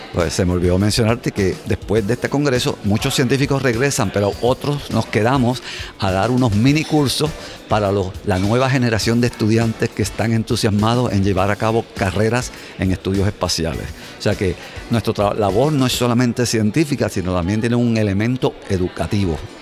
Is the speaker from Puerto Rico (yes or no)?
yes; Puerto Rico; moved away as an adult; now in United States; creciendo en Puerto Rico mi padre me llevaba a ver el radio